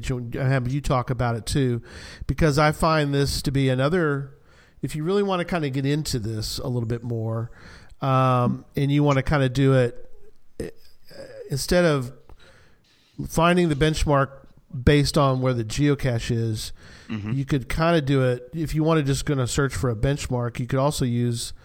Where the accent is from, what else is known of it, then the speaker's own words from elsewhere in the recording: Hunt County, Texas, United States; This is my hometown here in Hunt County